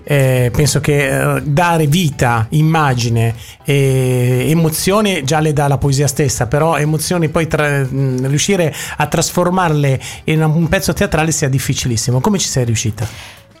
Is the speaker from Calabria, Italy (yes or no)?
no; Milan, Lombardy, Italy; accent: Milanese; del mio accento di dizione milanese giapponese